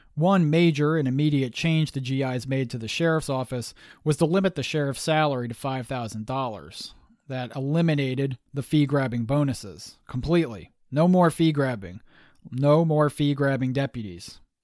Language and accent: English; United States; also born or lived in Massachusetts / Pennsylvania; I'm a Yankee, born and bred in Massachusetts and Pennsylvania.